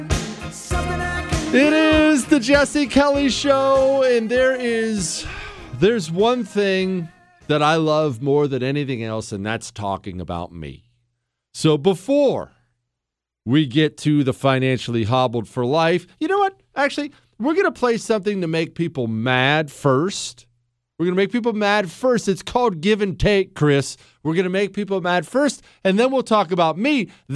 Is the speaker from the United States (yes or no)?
no; Cuba; born there; moved away; also born or lived in Spain; I was born in Cuba. I ran away from communism